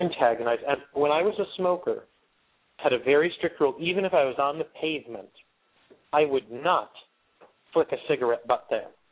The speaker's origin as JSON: {"language": "English", "town": "Wyoming", "region": "Pennsylvania", "country": "United States", "tie": "born or raised there", "said": "my hometown of Wyoming, Pennsylvania"}